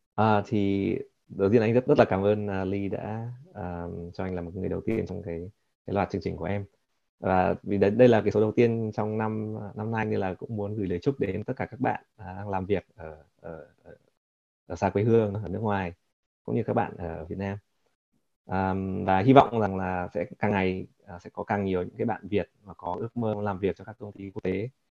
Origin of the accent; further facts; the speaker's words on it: Vietnam; also born or lived in Japan; now in United States; mình là người Việt